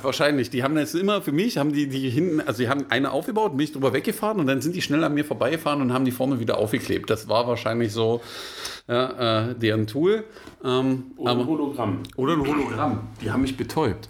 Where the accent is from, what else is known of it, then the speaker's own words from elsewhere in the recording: Germany; wir als Deutsche